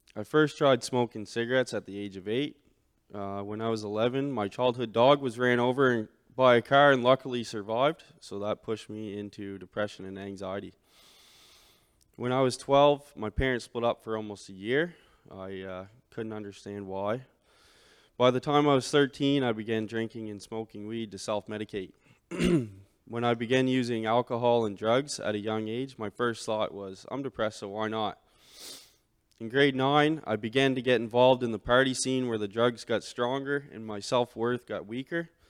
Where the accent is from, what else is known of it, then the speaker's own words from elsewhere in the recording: St. Stephen, New Brunswick, Canada; I was born and raised in Saint Stephen, New Brunswick.